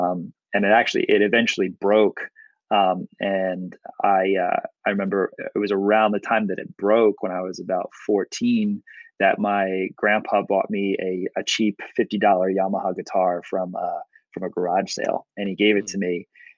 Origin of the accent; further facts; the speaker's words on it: West Orange, New Jersey, United States; Yep, West Orange, New Jersey, and then moved to not that it's going to matter to most people, but we moved to Bridgewater, and I've been living in Bridgewater ever since.